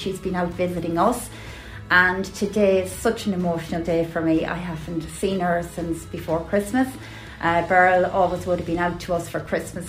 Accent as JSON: {"language": "English", "town": "Mullingar", "region": "Leinster", "country": "Ireland", "said": "I'm from Mullingar"}